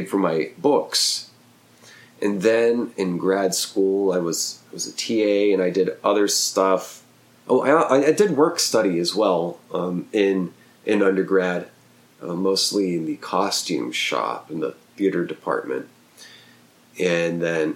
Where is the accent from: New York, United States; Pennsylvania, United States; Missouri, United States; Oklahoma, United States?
Oklahoma, United States; also born or lived in New Jersey; a small town I grew up in Oklahoma